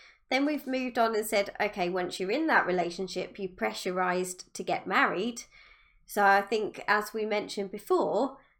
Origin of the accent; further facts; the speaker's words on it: United Kingdom; I'm British